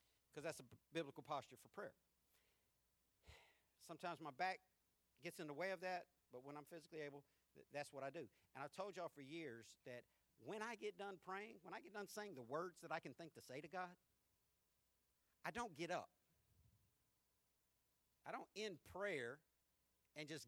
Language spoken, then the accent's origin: English; the South, United States; we're from the South